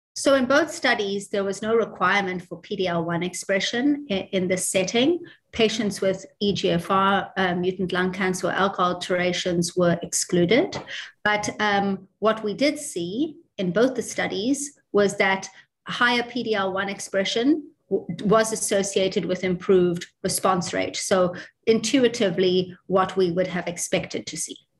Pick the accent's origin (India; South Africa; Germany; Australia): South Africa; also born or lived in New York, United States / Baltimore, United States; now in Dublin, Ireland; I'm South African, uh, but I did all of my training um, in, in Dublin, in Ireland.